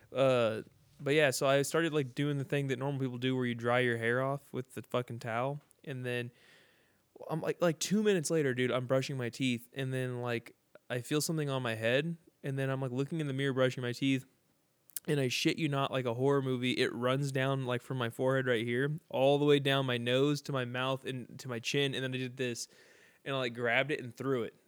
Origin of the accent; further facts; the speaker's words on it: San Bernardino, California, United States; we're very poor from San Bernardino